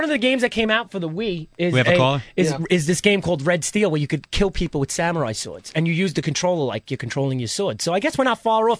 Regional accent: New York City, New York, United States; also born or lived in Staten Island; We're born in Brooklyn.

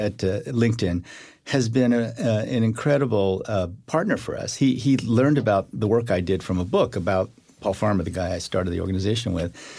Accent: Iowa, United States; also born or lived in Korea; I grew up in Iowa

